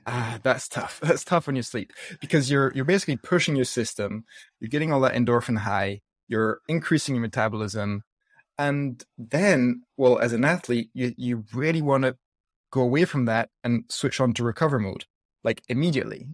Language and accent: English; south of France, France; accent: mixed up accent; moved away; also born or lived in Scotland / United States; I grew up in the south of France, like, always surrounded by fresh, healthy food